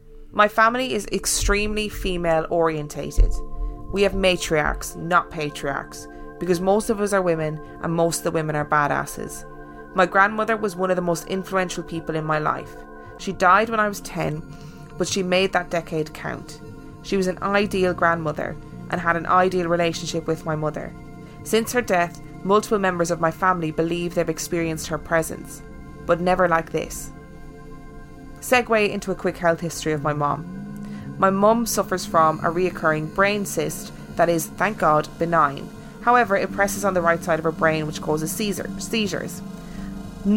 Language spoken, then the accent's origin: English; United States; Side note, I'm American, but my girlfriend is from Dunfermline.